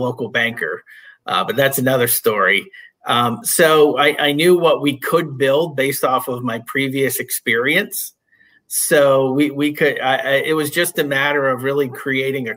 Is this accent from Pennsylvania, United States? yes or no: yes; Northeast Pennsylvania, United States; I grew up in Northeast Pennsylvania, up in the coal region